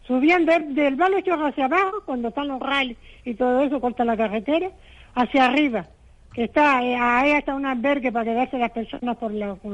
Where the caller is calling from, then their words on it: Telde, Canary Islands, Spain; Mire, soy de Telde, una señora de Telde.